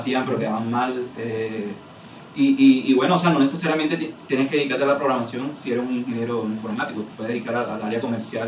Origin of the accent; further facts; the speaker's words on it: Barranquilla, Atlántico, Colombia; moved away as an adult; now in Chile; yo soy de Barranquilla, Colombia